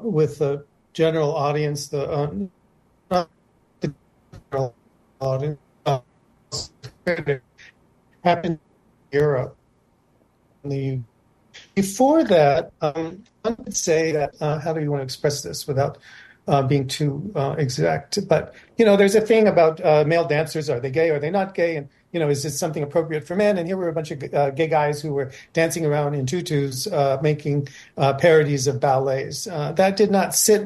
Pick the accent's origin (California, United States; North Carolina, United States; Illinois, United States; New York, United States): California, United States; moved away; it's home turf for me personally because I grew up in California and most of my family lives in Marin County.